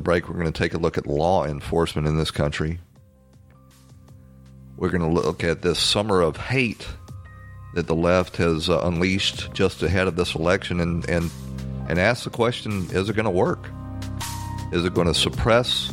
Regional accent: Atlanta, Georgia, United States; my hometown of Atlanta

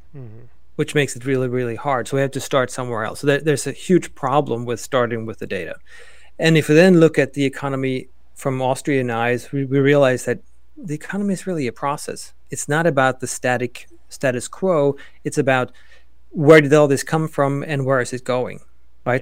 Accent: Sweden; also born or lived in Oklahoma; now in United States; I am originally from Sweden, now an American

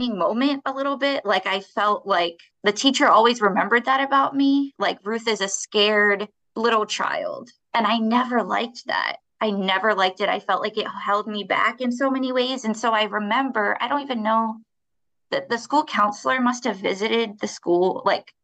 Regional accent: Baltimore, Maryland, United States; I'm born and raised in Baltimore

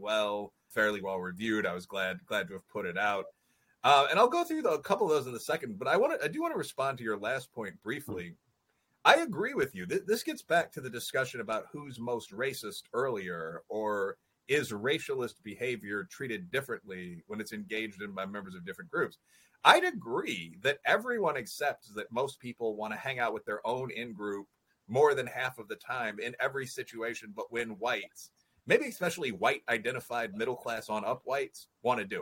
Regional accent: Chicago, Illinois, United States; I'm from Chicago

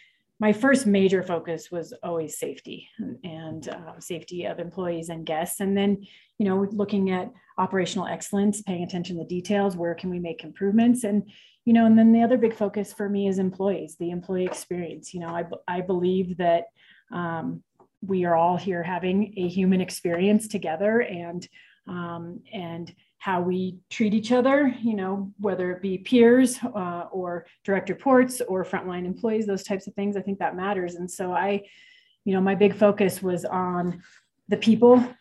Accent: Colorado, United States; also born or lived in Detroit, Michigan / Boulder, Colorado / Lake Tahoe, California; We moved to Colorado when I was four. I was born in Detroit, Michigan

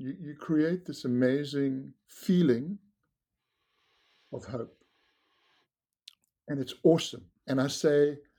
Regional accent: South Africa; You know, growing up in South Africa, it was very sporty. Surfing was sporty.

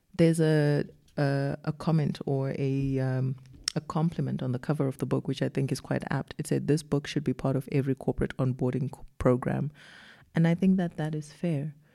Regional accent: Zimbabwe; moved away as an adult; now in South Africa; I wasn't born and raised in South Africa. I came to South Africa as a young adult and then I grew up here. But where I grew up, which was in Zimbabwe

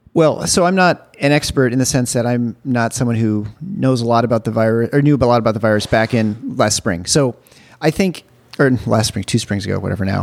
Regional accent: Michigan, United States; I'm from Michigan

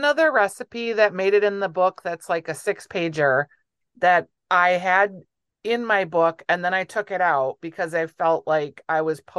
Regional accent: Minneapolis, Minnesota, United States; as a Twin Cityan

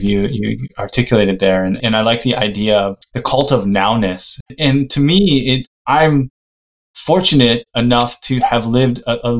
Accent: United States; I'm from the United States

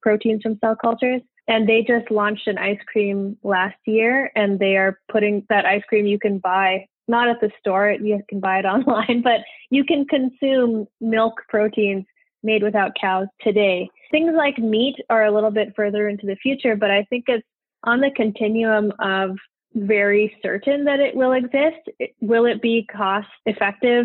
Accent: Edmonton, Alberta, Canada; I grew up in Edmonton, Alberta, Canada

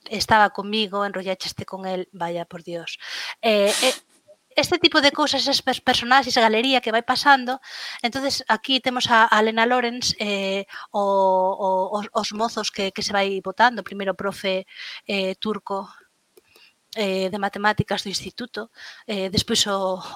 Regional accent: Lugo, Galicia, Spain; como boa luguesa pois na, na aldea

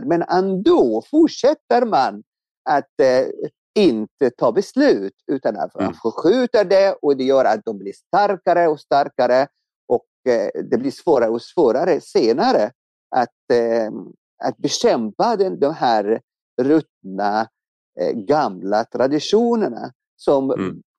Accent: Egypt; now in Sweden; jag växte upp i Egypten

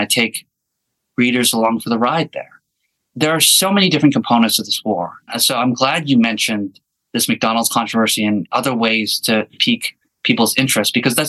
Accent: Canada; But one thing as a Canadian American journalist that I have in Ukraine is a special privilege

